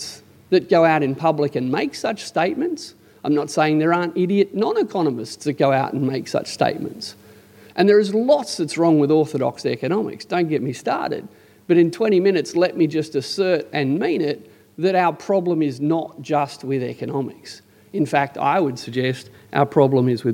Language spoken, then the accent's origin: English; Canberra, Australian Capital Territory, Australia; I'm from Canberra